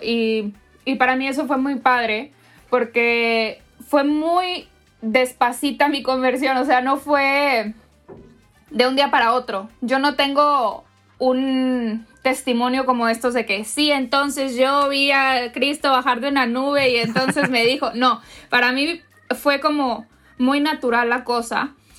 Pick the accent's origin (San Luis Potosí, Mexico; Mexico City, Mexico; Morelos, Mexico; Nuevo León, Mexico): Nuevo León, Mexico; Monterrey; soy mexicana, soy regiomontana